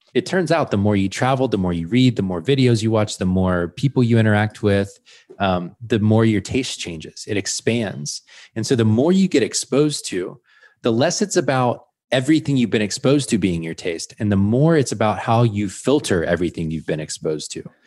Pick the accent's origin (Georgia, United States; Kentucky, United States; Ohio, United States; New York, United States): Georgia, United States; moved away; I'm from Georgia originally.